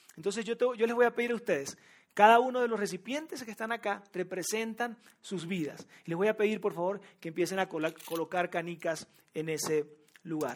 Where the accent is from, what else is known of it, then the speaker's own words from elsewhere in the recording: Venezuela; moved away as an adult; also born or lived in Monterrey, Mexico; now in Mexico City, Mexico; yo nací en Venezuela, o quizás ya lo descubriste por mi acento